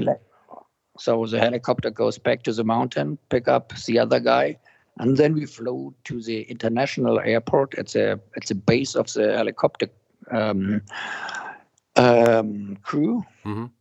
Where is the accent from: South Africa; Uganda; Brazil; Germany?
Germany; near Murnau, Bavaria; I'm now in Murnau in Germany, which is close to my hometown.